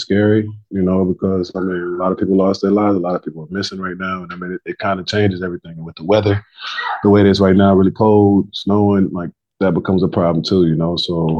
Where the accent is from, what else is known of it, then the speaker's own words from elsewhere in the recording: Adana, Turkey; born there; You know, what's crazy is I was born in Adana, Turkey.